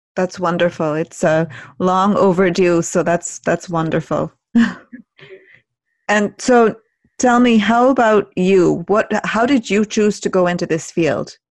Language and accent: English; India; moved away; growing up in India and spending time there